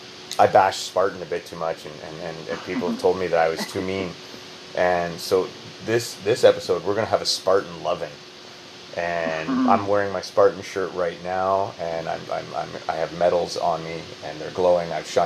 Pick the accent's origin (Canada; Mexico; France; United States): Canada; accent: Canadian; my Canadian accent